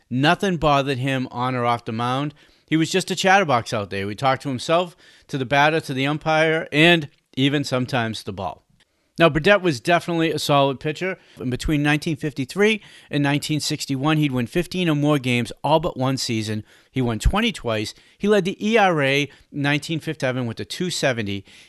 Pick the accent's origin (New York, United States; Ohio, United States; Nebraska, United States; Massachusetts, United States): Massachusetts, United States; Cambridge; We grew up in Boston. We grew up in Cambridge, actually.